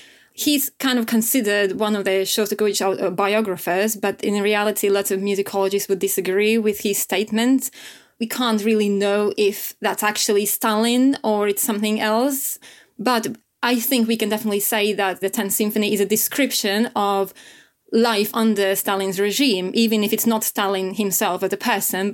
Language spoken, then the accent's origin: English; Latvia; I come from Latvia